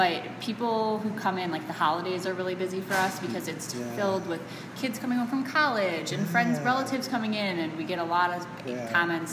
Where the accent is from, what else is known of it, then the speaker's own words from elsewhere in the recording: Chicago, Illinois, United States; I grew up in Chicago, it was long before I worked there